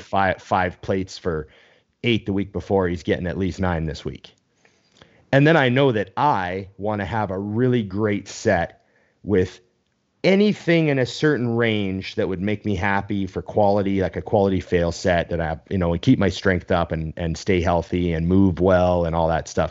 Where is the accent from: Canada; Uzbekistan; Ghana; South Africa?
Canada; I'm Canadian